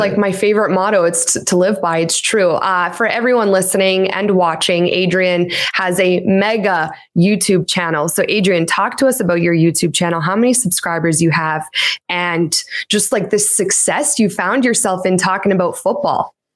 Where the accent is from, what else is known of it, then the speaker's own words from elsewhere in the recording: Canada; My parents were born in Poland, and I'm the first person here in Canada